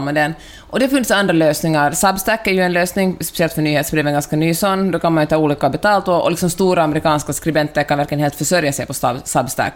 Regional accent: Helsinki, Uusimaa, Finland; also born or lived in Stockholm; now in Santa Monica, United States; Jag är ju helsingforsare

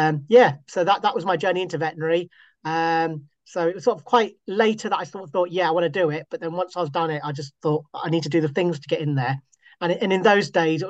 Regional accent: Scotland, United Kingdom; moved away; born and bred in Scotland, and so I've lived all over the UK

